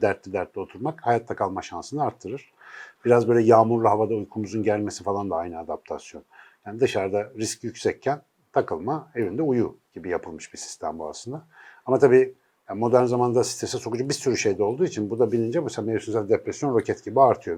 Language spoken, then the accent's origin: Turkish; Ankara, Turkey; now in Istanbul, Turkey; bir Ankaralı olarak